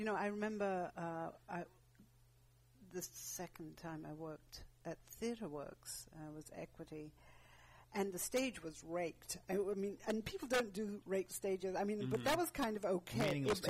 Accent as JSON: {"language": "English", "region": "England", "country": "United Kingdom", "tie": "born or raised there", "said": "growing up in England, what a class system."}